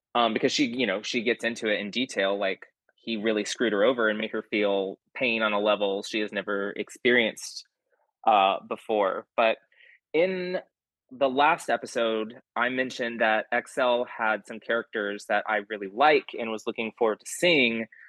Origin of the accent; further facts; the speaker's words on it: Texas, United States; I'm a Texan